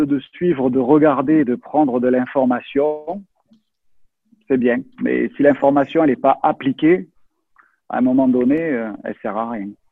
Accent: France; also born or lived in Toulouse; je suis français

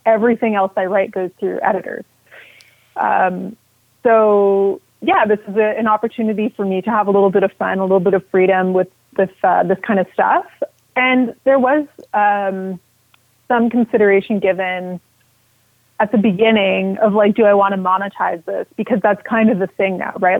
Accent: Quebec, Canada; because I'm from Quebec, even though I'm an Anglophone, I lived almost my entire life in Quebec.

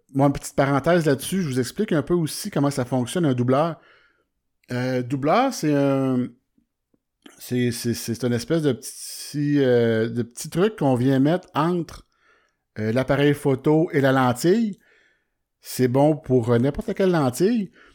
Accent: Warwick, Quebec, Canada; je suis de, de Warwick

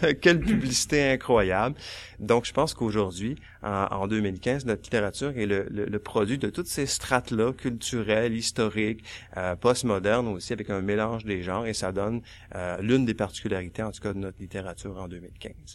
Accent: Quebec, Canada; ici au Québec, on était euh, des Français en Amérique. Je pense plutôt que nous sommes maintenant des Américains qui parlent français

